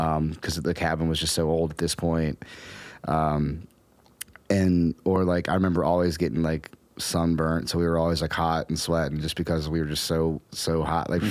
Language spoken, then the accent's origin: English; Romney, West Virginia, United States; moved away; also born or lived in Morgantown, West Virginia; when I was growing up in Appalachia, like growing up in Romney